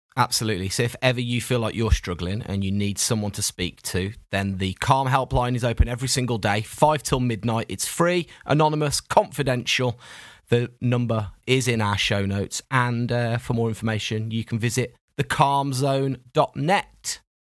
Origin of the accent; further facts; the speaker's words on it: United Kingdom; We're so British